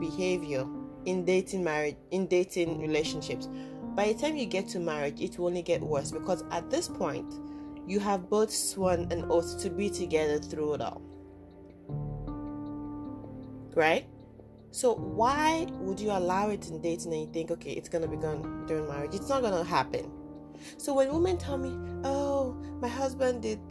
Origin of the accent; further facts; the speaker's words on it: Nigeria; I was born in Nigeria